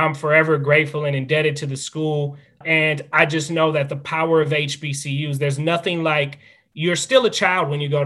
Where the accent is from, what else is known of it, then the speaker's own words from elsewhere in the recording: Minneapolis, Minnesota, United States; also born or lived in Florida; I love North Minneapolis and love my high school